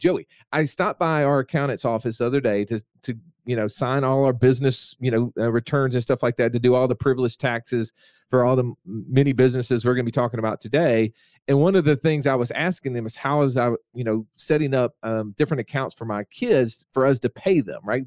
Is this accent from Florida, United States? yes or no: no; Alabama, United States; I'm from Alabama